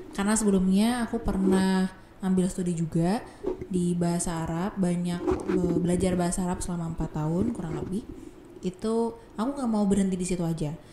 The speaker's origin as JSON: {"language": "Indonesian", "town": "Pemalang", "region": "Central Java", "country": "Indonesia", "said": "saya datang dari Pemalang, Jawa Tengah dan sekarang duduk di semester 5 angkatan 2019."}